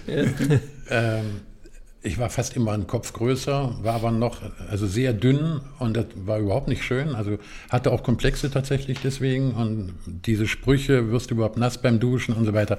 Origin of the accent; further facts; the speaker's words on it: Eifel, Germany; Ich bin in der Eifel groß geworden